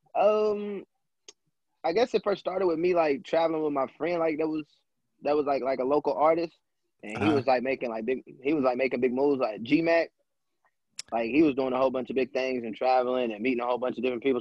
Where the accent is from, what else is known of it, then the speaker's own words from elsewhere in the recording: Lexington, United States; where I'm from like from Lexington